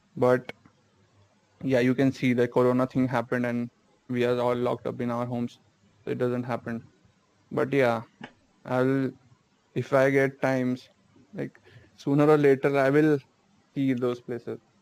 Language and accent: English; Uttarakhand, India; first language Hindi; English is a second language; I'm from Uttarakhand